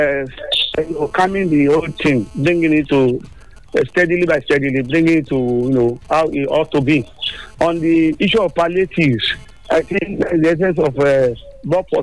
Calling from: Abeokuta, Ogun State, Nigeria; calling you from Timidure Sabo in Abeokuta

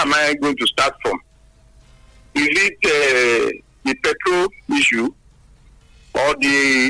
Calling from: Songo, Nigeria; I'm calling from Songo.

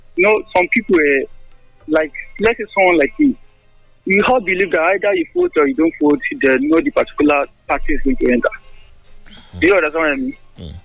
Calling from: Ikoyi, Lagos, Nigeria; I'm coming from Lagos.

